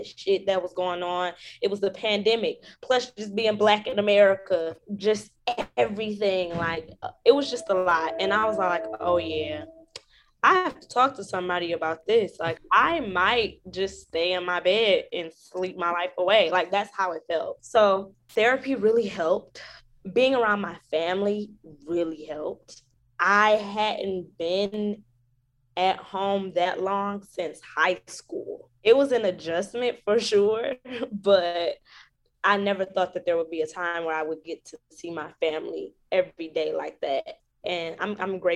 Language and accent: English; Detroit, Michigan, United States; now in New York, United States; My hometown, Detroit.